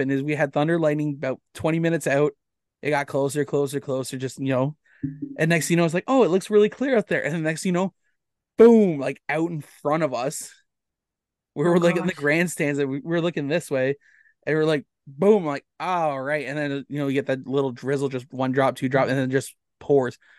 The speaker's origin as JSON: {"language": "English", "town": "St. George", "region": "Ontario", "country": "Canada", "tie": "born or raised there", "said": "I grew up in St. George"}